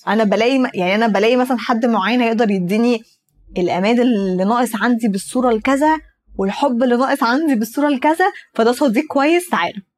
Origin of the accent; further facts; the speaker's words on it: Egypt; انا مثلا مصريه عربيه